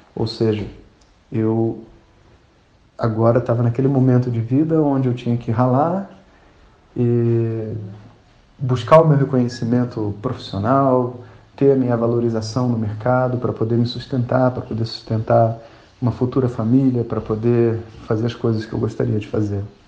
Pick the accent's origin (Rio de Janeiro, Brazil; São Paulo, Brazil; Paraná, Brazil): Rio de Janeiro, Brazil; eu sou carioca